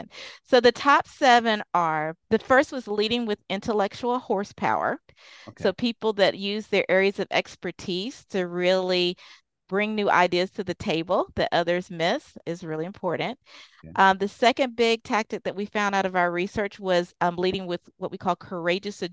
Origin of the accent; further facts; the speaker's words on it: Deep South, United States; I grew up in the Deep South